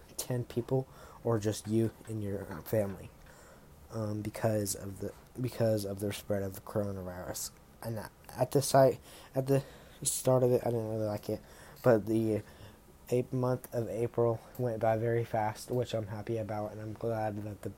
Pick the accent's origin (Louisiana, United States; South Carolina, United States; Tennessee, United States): South Carolina, United States; I am from North South Carolina